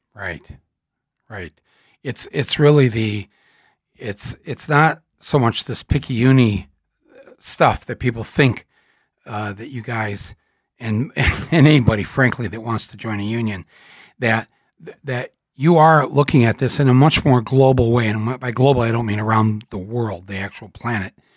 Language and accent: English; United States; an American, as part of a country, sadly, that supported the old dictator